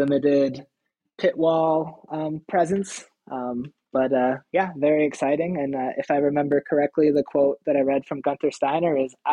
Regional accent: Midwest, United States; I'm from the Midwest

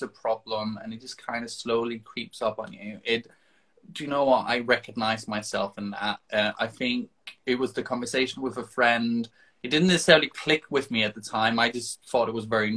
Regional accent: Denmark; moved away; I'm from Denmark originally.

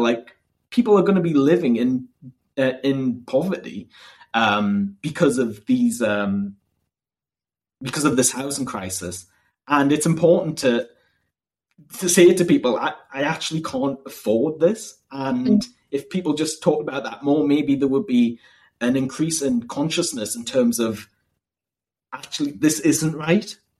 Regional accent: Northumberland, North East England, United Kingdom; also born or lived in Durham; I'm from Northumberland

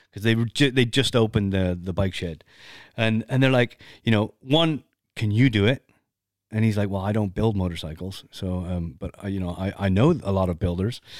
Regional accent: Canada; I'm not American, but I'm Canadian.

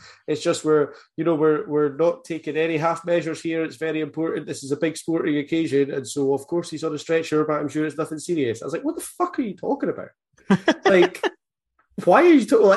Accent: Scotland, United Kingdom; as a Scottish person

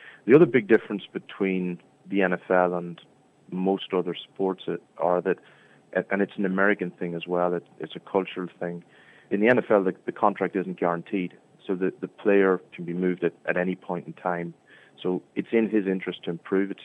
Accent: Scotstown, County Monaghan, Ireland; accent: Monaghan; now in San Francisco, United States; I'm trying to keep my Scotstown, my Monaghan accent

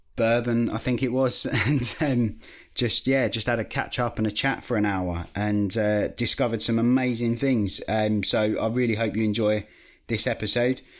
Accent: Basildon, East of England, United Kingdom; I'm from Basildon in Essex

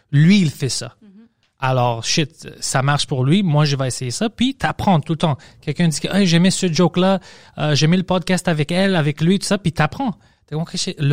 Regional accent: Greece; mon accent était bizarre je suis une grecque puis mes, professeurs venaient de la France alors je parle français comme ça

